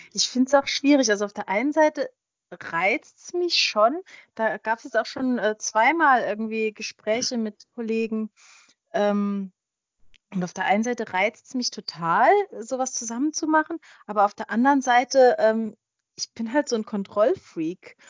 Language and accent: German; Switzerland; ich bin äh, in der Schweiz geboren, habe auch immer noch äh, Schweizer Staatsbürgerschaft